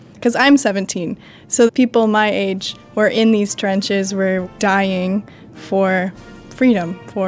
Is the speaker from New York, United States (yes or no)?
no; California, United States; I'm from California.